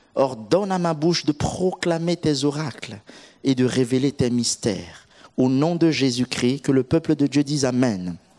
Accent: Central African Republic; now in Orléans, France; Je suis euh, originaire de la République centrafricaine

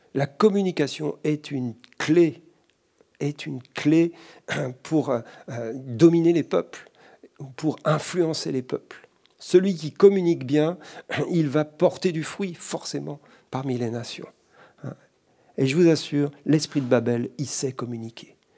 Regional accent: France; chez nous en France.

